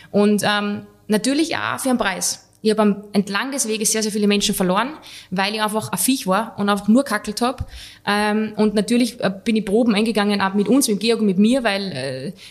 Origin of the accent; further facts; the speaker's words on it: Switzerland; also ich war Schweizer, aber halt, er, er lässt mich jetzt da stehen, ein bisschen denglischt.